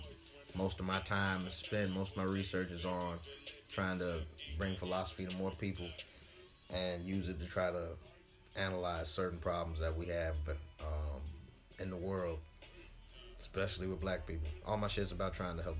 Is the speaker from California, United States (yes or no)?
no; St. Louis, Missouri, United States; moved away as an adult; also born or lived in Atlanta, Georgia / Memphis; Born and raised in St. Louis, Missouri.